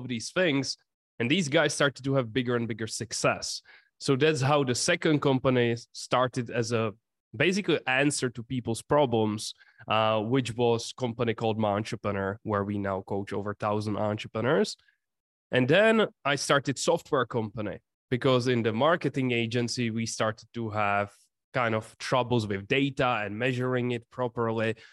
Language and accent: English; Czechia; English is a second language; I come from the Czech Republic, small country in Europe